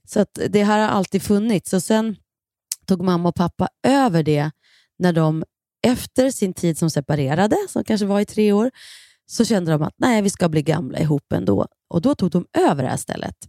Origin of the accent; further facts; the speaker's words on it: Kilafors, Gävleborg County, Sweden; now in Stockholm, Sweden; vi är uppvuxna i centrala Kilafors